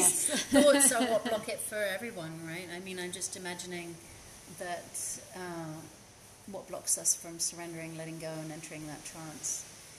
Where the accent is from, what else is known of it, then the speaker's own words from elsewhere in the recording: United Kingdom; I say also as British